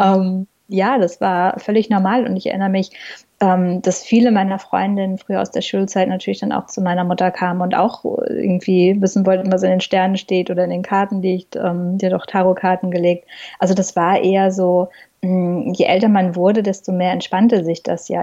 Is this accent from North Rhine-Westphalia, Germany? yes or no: yes; Ruhr area, North Rhine-Westphalia, Germany; moved away as an adult; now in New York, United States; ich bin im Robot aufgewachsen und ich glaube, das sind zwei Sachen, ähm, also das Beamtenkind und der Robot, die mich sehr ge geprägt haben in, in, meinem Leben, in meinen Wurzeln. Ähm, sicherlich auch so in meiner Persönlichkeit, ähm, weil bei uns ein ganz, ganz starker Wir-Gedanke im Ruhrpott da ist.